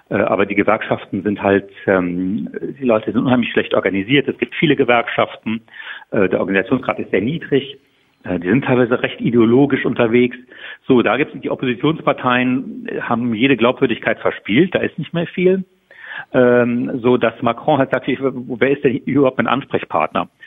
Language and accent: German; Saarland, Germany; sagen wir im Sauerland oder wo ich herkomme, im Saarland, groß auf Berlin zu warten